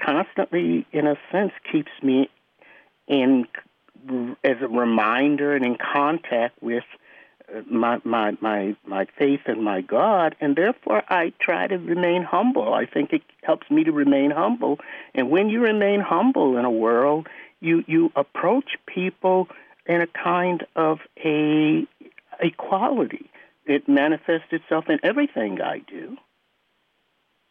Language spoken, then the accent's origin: English; Maryland, United States; I'm from Durwood, Maryland. I was born as a Muslim here in America